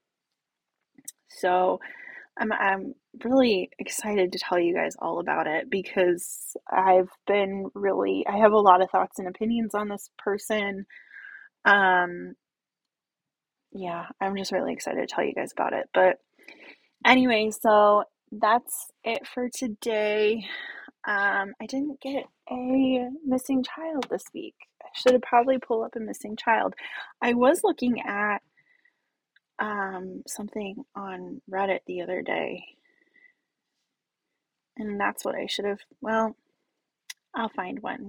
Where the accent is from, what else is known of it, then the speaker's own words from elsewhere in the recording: Indiana, United States; we're from Indiana